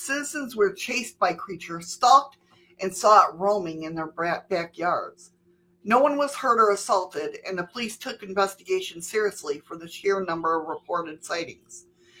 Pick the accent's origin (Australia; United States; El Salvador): United States; New York; moved away; growing up where I did in New York